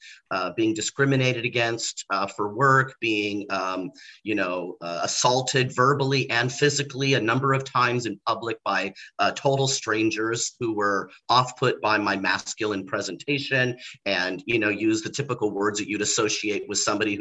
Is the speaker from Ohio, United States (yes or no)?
no; Torrance, California, United States; moved away as an adult; also born or lived in Redondo Beach, California; now in Orlando, United States; I was raised in Los Angeles, California. I grew up in a neighborhood called Torrance